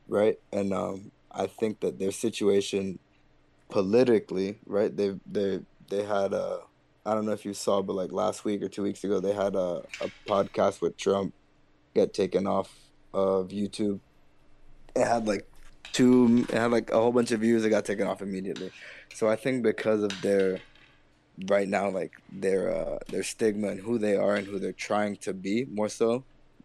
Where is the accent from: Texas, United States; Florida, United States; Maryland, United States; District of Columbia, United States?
Florida, United States; Miami; I'm from Miami.